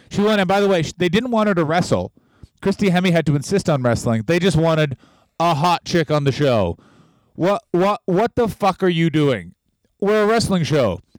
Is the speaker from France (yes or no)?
no; Canada; as a Canadian.